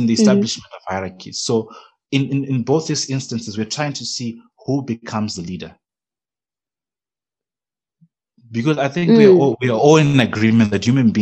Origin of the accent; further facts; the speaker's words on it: Zimbabwe; now in Namibia; growing up in Zimbabwe and coming here to Namibia